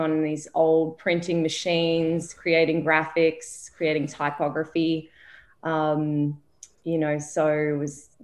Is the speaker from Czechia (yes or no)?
no; Melbourne, Victoria, Australia; moved away as an adult; now in New York, United States; I was born in Melbourne, Australia, lived there the majority of my life, almost all of my life.